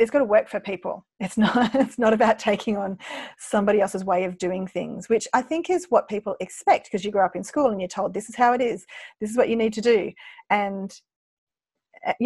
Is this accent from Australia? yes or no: yes; Australia; I'm an Aussie